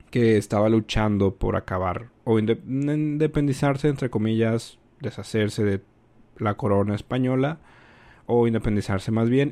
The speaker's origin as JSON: {"language": "Spanish", "country": "Mexico", "said": "Yo soy de México"}